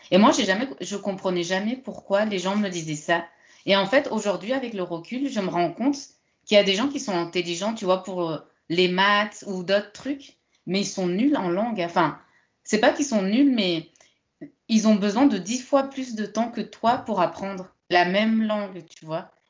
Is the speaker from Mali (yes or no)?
no; France; je considère en tout cas en tant que française que tu parles le français.